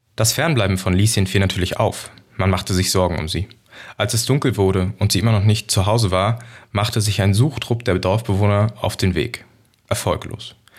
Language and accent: German; Brandenburg, Germany; now in Berlin, Germany; Ich als Brandenburger äh, Jung